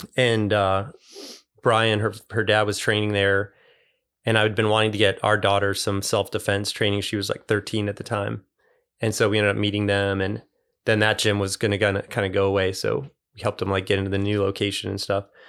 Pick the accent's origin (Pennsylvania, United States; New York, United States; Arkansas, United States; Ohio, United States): Ohio, United States; moved away; also born or lived in Chicago area, Illinois; I grew up in the Great Lakes, so I grew up like mostly in Ohio